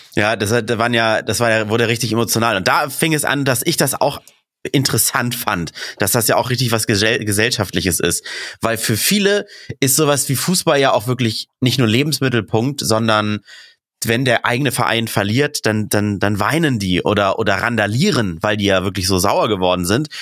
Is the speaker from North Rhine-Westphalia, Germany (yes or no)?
no; Hamburg, Germany; im DSV, da wo ich aufgewachsen bin, Dufenstädter Sportverein